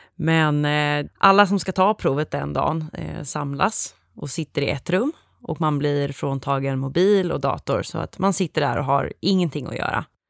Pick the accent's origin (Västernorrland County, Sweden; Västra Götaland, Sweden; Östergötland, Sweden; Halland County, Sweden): Västra Götaland, Sweden; Gothenburg; jag kommer ursprungligen ifrån Göteborg där jag också pluggade.